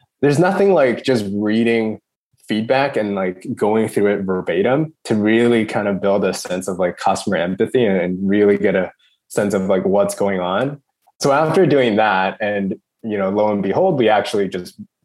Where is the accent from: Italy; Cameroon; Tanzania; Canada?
Canada; moved away as an adult; now in Sydney, Australia; I'd been born and raised in Canada